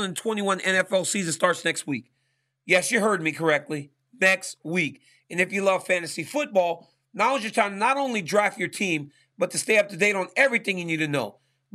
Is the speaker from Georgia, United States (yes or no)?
no; Louisiana, United States; moved away; my home state